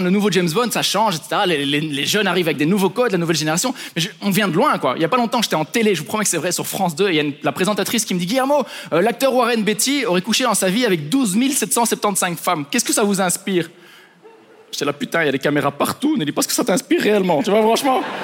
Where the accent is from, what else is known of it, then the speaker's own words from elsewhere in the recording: Belgium; je suis juste un Belge hein, à Ibiza